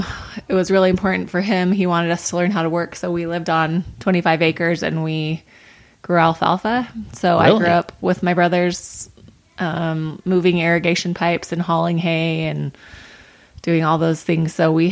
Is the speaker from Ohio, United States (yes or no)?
no; North Ogden, Utah, United States; North Ogden.